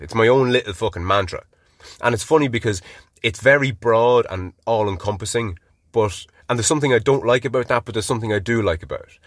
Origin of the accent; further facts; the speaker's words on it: Ireland; being Irish